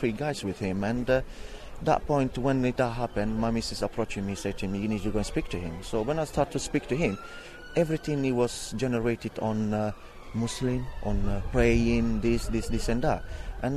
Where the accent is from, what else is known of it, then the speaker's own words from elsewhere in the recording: Italy; now in Barking, United Kingdom; I'm from Italy